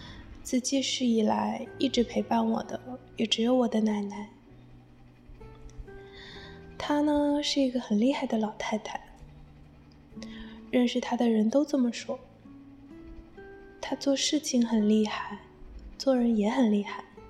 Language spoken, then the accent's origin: Chinese; Jiangnan, China; moved away as an adult; now in Busan, South Korea; 我现在呢是在釜山大学念研究生。我的故乡是一座美丽的江南小城。